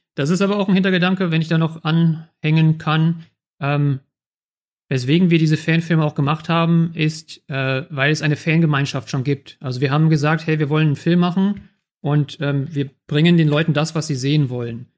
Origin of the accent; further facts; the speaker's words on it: Germany; als Deutsche konnten wir halt sagen, hey, wir sind die Deutschen